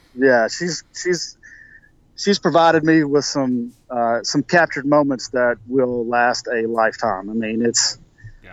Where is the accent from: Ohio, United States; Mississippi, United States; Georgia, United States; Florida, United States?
Mississippi, United States; now in South Carolina, United States; it's my home state